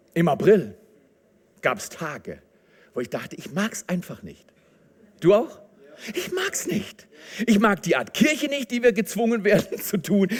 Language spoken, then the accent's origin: German; Germany; wir sind noch gut weggekommen als Deutsche